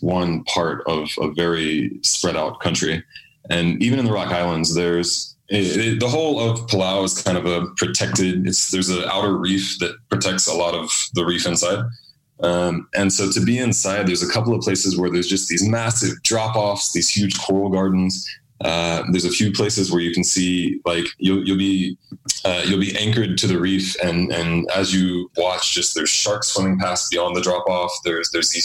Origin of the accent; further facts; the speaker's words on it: United States; first language English; I'm an American